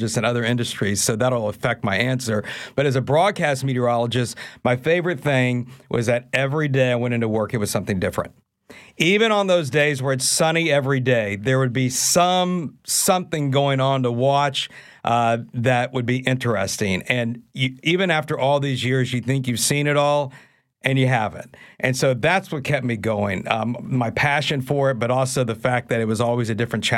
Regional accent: Houston, Texas, United States; moved away as an adult; also born or lived in Oklahoma; now in New Orleans, United States; I'm originally from Houston, Texas. And growing up in Houston

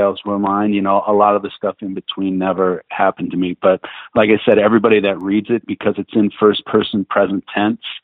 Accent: Ohio, United States; I grew up in Ohio in the Midwest

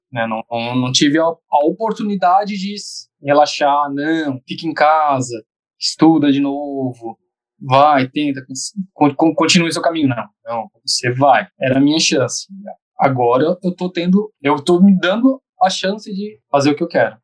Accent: Santa Catarina, Brazil; eu de Santa Catarina

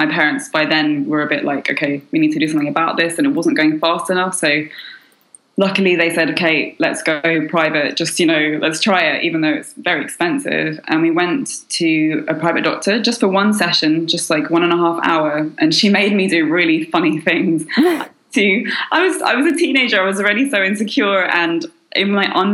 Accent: London, United Kingdom; moved away as an adult; now in Paris, France; I'm from London, born to a French mother and a Chinese father.

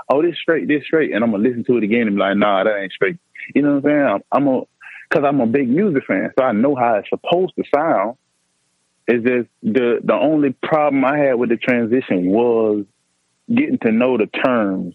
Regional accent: Columbus, Georgia, United States; I'm from Elizabeth County Apartments in Columbus, Georgia

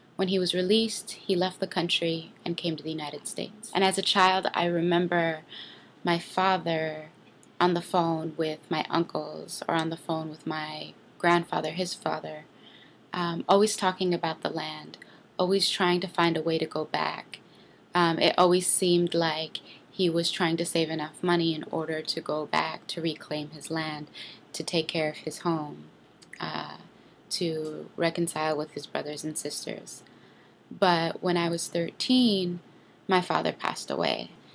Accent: West Bank village of Rammun, Palestine; I'm from the West Bank village of Ramon, Palestine.

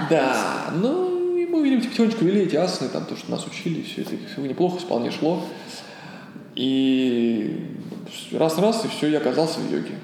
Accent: Ulyanovsk, Ulyanovsk Oblast, Russia; moved away as an adult; also born or lived in Moscow; я сам из Ульяновска родом

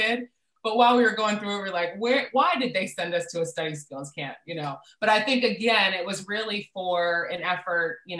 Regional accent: Pittsburgh, Pennsylvania, United States; I'm a Pittsburgh girl, born and raised.

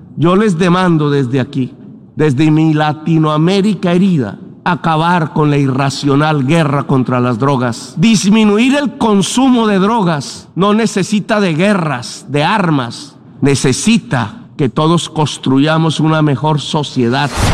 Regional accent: Colombia; en mi país

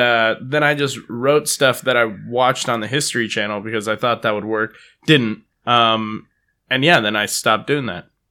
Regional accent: Palo Alto, California, United States; also born or lived in San Jose; I left to college from Palo Alto. I grew up in Palo Alto

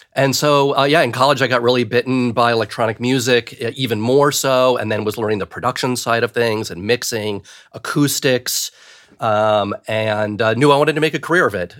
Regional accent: Cleveland, Ohio, United States; I grew up in Cleveland, Ohio

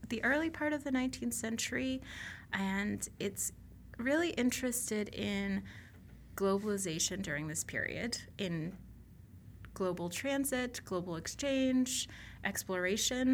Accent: Boston, Massachusetts, United States; I grew up in the Boston area

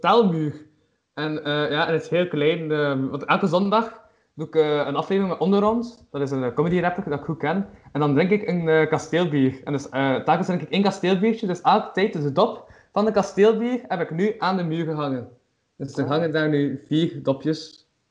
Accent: Flanders, Belgium; Als Vlaming

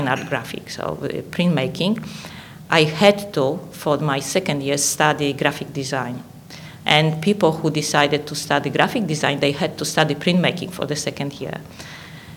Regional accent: Poland; English is a second language; moved away as an adult; now in Australia; I was born and educated in Poland

